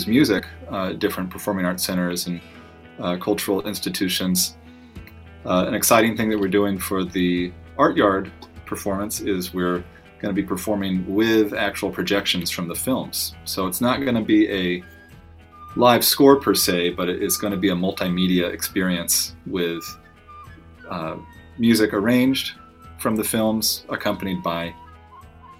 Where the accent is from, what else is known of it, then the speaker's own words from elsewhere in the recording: Tucson, Arizona, United States; moved away; I'm originally from Arizona. I grew up in Tucson